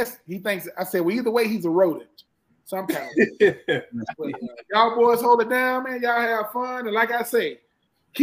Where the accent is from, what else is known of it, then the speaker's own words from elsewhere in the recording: Swainsboro, Georgia, United States; moved away as an adult; I'm from Georgia. What point? I'm from Swainsboro, Georgia